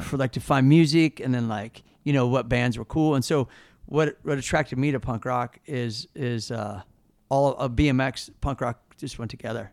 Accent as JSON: {"language": "English", "town": "Kansas City", "region": "Missouri", "country": "United States", "tie": "born or raised there", "also_born_or_lived": "St. Louis, Missouri", "moved": "as an adult", "lives_now": "California, United States", "said": "growing up in Kansas City"}